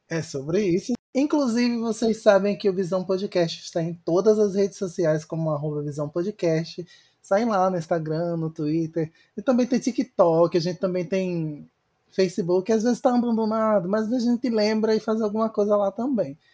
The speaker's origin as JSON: {"language": "Portuguese", "town": "Recife", "region": "Pernambuco", "country": "Brazil", "said": "Eu, como recifense"}